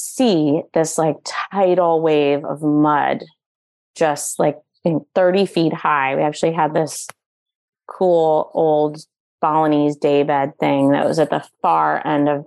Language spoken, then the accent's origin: English; East Coast, United States; moved away; growing up on the East Coast